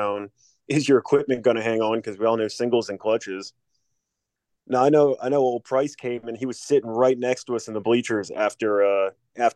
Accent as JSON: {"language": "English", "region": "Maryland", "country": "United States", "said": "I'm from Maryland"}